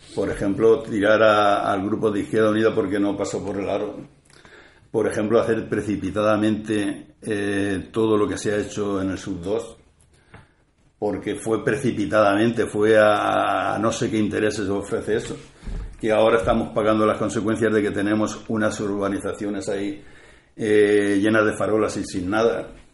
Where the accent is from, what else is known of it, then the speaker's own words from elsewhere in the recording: Puerto de Sagunto, Valencian Community, Spain; also born or lived in Cella; a mí me trajeron del puerto a los dos años